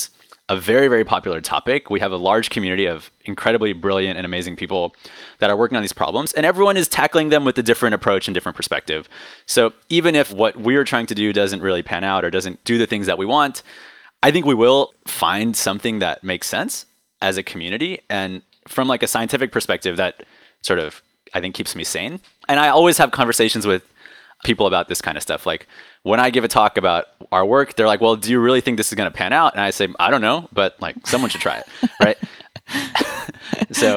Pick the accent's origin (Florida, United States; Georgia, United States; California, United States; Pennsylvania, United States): California, United States; Silicon Valley; now in New York City, United States; I was born and raised in Silicon Valley